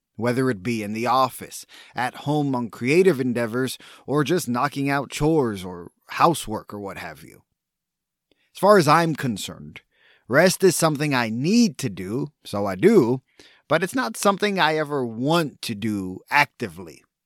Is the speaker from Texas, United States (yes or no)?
yes; Texas, United States; as a Texan